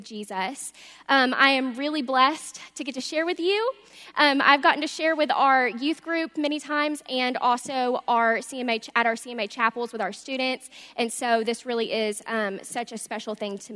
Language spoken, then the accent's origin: English; Little Rock, Arkansas, United States; moved away; I'm from Little Rock, Arkansas, and I grew up in a Christian home